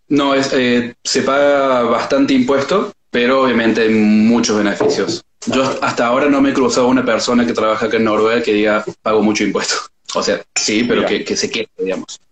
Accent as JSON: {"language": "Spanish", "region": "Córdoba", "country": "Argentina", "moved": "as an adult", "lives_now": "Norway", "said": "soy de Córdoba, Córdoba capital"}